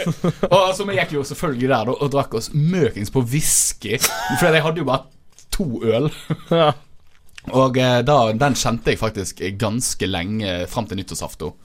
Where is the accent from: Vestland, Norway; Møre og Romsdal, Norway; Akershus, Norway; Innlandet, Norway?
Vestland, Norway; Fusa; der jeg er fra